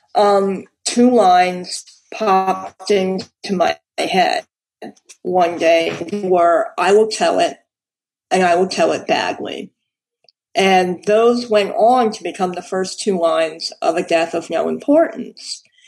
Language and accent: English; New York City, New York, United States; I was born in New York. I've always lived in New York